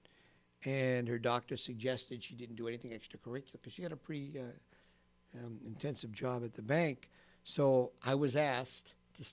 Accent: Winchester, Massachusetts, United States; I grew up in Winchester

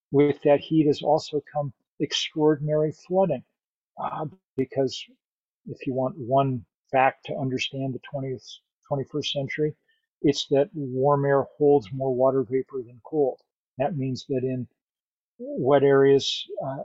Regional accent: United States; I'm an American

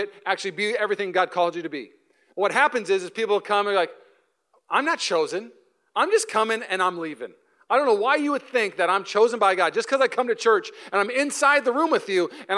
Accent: Washington, United States; accent: Canadian; now in Walnut Creek, United States; I'm from Washington, so I say bag and tag

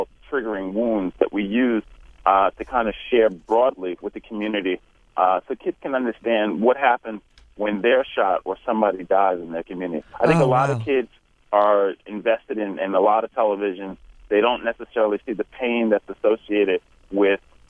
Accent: New York City, New York, United States; I grew up in Harlem on 135th Street

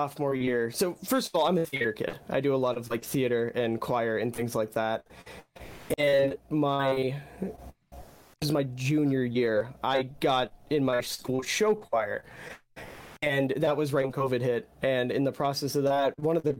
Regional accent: Maryland, United States; I'm from Maryland

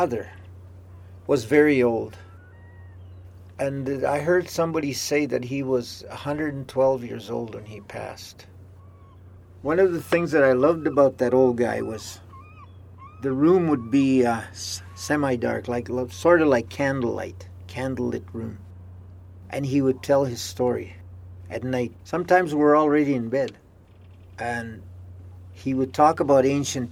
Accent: Calling Lake, Alberta, Canada; I'm originally from Calling Lake, Alberta. I was born there, born and raised.

